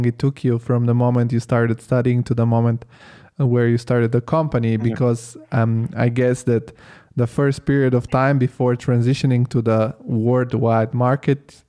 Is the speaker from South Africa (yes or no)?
no; Italy; moved away as an adult; now in Germany; I grew up in Italy, my parents are still in Italy